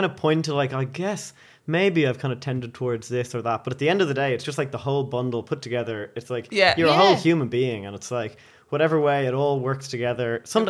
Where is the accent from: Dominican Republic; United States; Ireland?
Ireland; No, yeah, I'm just Irish.